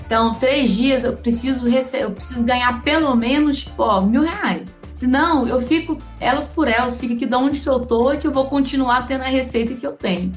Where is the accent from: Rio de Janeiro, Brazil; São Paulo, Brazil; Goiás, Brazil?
Goiás, Brazil; Goiânia; eu sou aqui de Goiânia